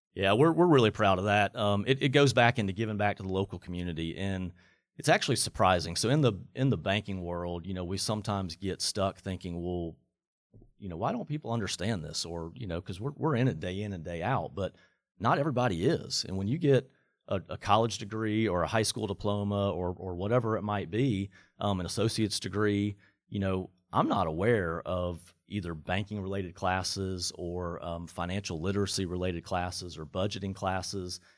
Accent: Atlanta, Georgia, United States; moved away; I grew up in Atlanta.

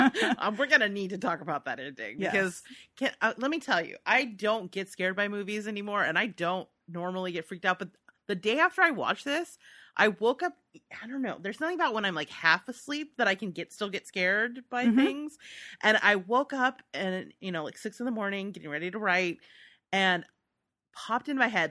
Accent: United States; Whatever. We're American.

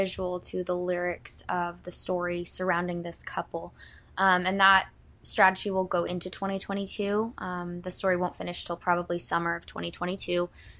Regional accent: Columbia, Missouri, United States; this is in Columbia, Missouri, my hometown.

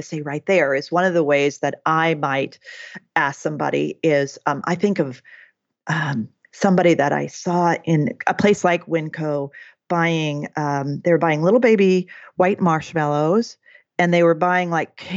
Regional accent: Oregon, United States; I'm from Oregon

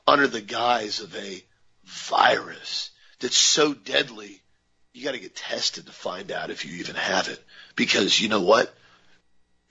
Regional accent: United States; I'm an American, we're all Americans

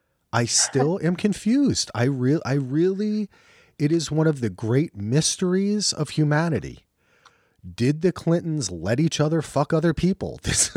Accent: New Jersey, United States; I'm from Jersey.

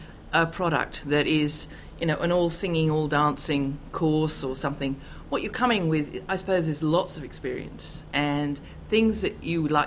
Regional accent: Canberra, Australian Capital Territory, Australia; I'm from Canberra in Australia.

